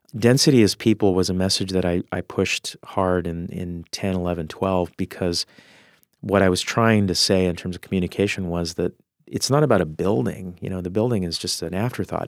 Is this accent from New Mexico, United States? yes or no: yes; Albuquerque, New Mexico, United States; now in Seattle, United States; I grew up in Albuquerque, it was a very spread out kinda cul-de-sac kind of a, a, a world